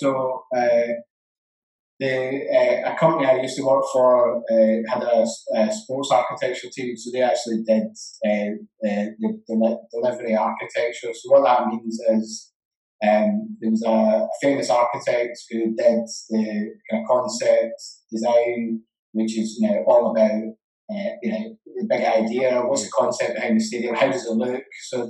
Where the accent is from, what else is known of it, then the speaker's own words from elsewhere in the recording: Glasgow, Scotland, United Kingdom; One of them is that I'm Scottish, and Scotland's football team's rubbish.